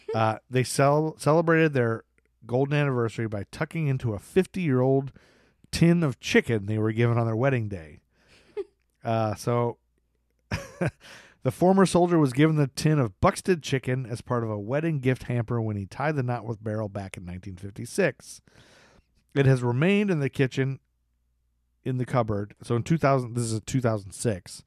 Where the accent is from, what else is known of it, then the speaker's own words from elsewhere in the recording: Ohio, United States; We're both from Ohio